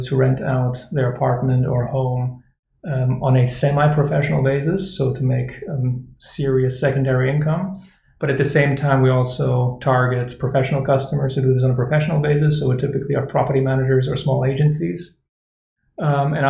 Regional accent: Germany; now in Barcelona, Spain; I'm from originally from Germany, from a ski resort

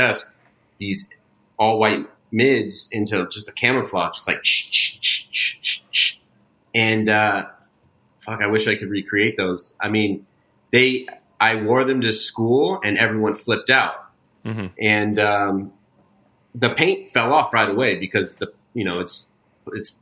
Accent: Bay Area, Northern California, United States; moved away; also born or lived in Orange County, California / Charlotte, North Carolina; Coming from Northern California, everyone in my hometown had NorCal tattoos

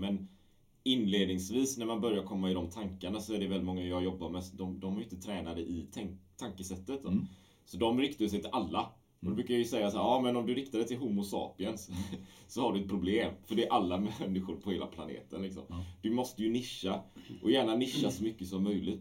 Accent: Sweden; also born or lived in Gothenburg; Jag är från Sverige

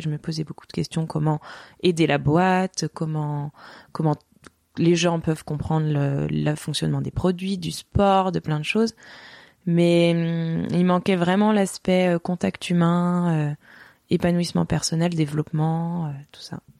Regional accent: Strasbourg, Grand Est, France; now in Chamonix, France; je suis originaire d'Alsace, donc j'ai grandi euh, à Strasbourg, enfin on va dire en partie.

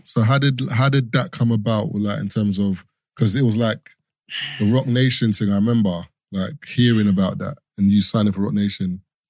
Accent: London, United Kingdom; I grew up in East, but I went to school in Southeast.

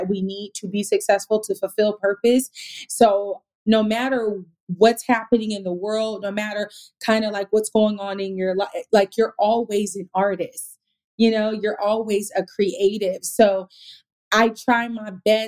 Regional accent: Sacramento, California, United States; now in Los Angeles, United States; I'm from Sacramento

